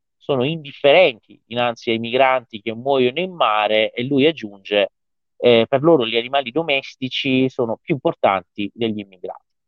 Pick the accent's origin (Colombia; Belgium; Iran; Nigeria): Iran; delle forze dell'ordine del mio paese